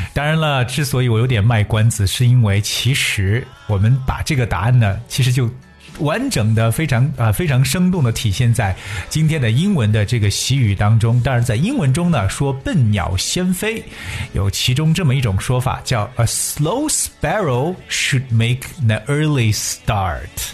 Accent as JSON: {"language": "Chinese", "country": "China", "said": "我们中国人"}